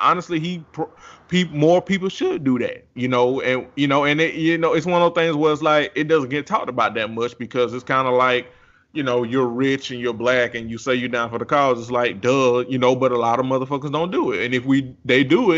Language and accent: English; Georgia, United States; I'm from Georgia and it's the city